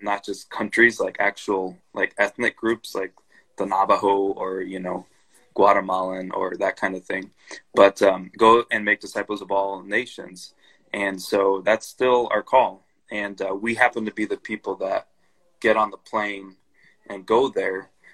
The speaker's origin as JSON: {"language": "English", "country": "Brazil", "tie": "born or raised there", "also_born_or_lived": "Chicago / Indonesia", "moved": "yes", "said": "I grew up in Brazil, so I speak Portuguese"}